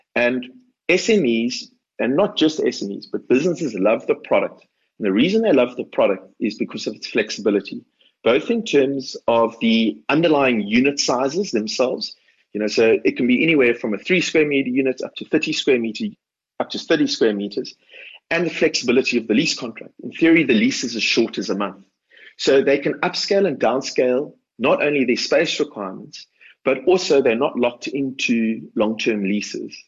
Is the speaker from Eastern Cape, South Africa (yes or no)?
no; Cape Town, Western Cape, South Africa; It was in a suburb where I grew up in Cape Town called Edgemead in uh, Cape Town's northern suburbs